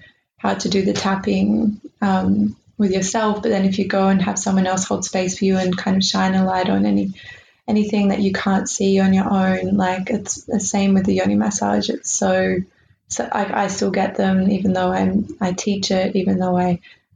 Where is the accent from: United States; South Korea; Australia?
Australia; we're Australian